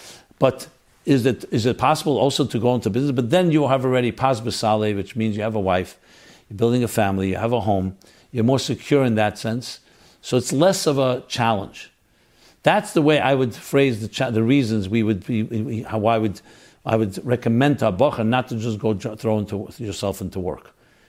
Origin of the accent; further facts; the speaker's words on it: Crown Heights, New York, United States; Growing up in Crown Heights, going to a Hall of Torah, I recognized both the blessings and sacrifice I was making and adhering to a Chassidus lifestyle.